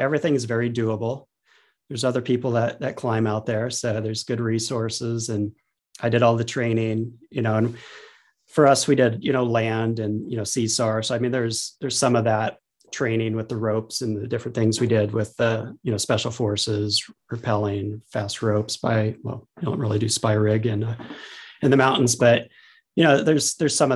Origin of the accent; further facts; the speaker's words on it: Pacific Northwest, United States; I grew up in the Pacific Northwest